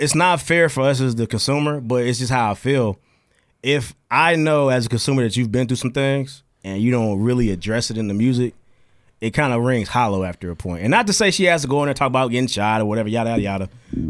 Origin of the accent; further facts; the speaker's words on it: Alabama, United States; Bitch, I'm from Alabama.